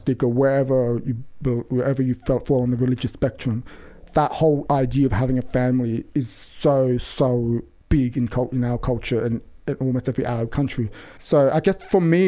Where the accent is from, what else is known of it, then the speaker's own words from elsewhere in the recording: Sydney, New South Wales, Australia; accent: Western Sydney; growing up in Sydney in the 90s